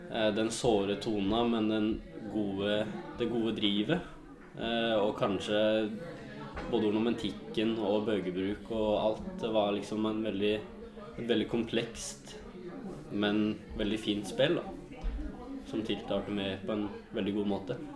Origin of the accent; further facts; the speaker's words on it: Innlandet, Norway; og jeg er jo ifra Valdres, så da var det hovedsakelig Valdres-spillet